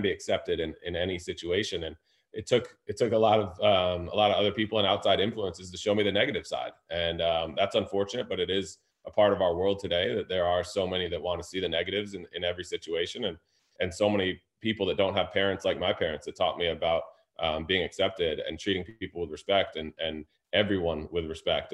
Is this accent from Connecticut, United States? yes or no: yes; Fairfield, Connecticut, United States; also born or lived in New York / Harlem, New York; I was born in New York and probably learned to play a little bit in Harlem, where it's ninety-five to ninety-eight percent minority community. And then I moved to Fairfield, Connecticut